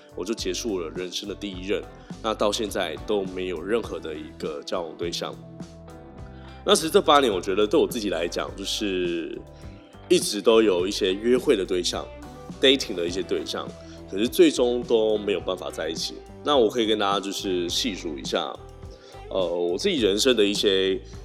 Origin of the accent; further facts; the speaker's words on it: Tainan, Taiwan; moved away as an adult; also born or lived in Taipei; 我就是一个台南人嘛，所以当到台北的时候